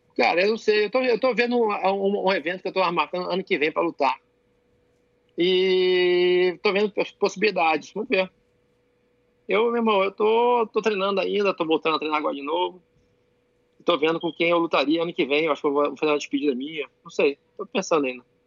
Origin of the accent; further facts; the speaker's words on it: Rio de Janeiro, Brazil; moved away as an adult; now in United States; eu sou o cara que pode falar que sou carioca, irmão, abençoado pela, pela aquele, aquela cidade maravilhosa lá